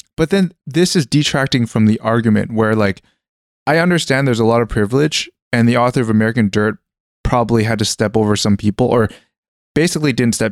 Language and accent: English; Canada; moved away; growing up in Canada in the middle of, like, nowhere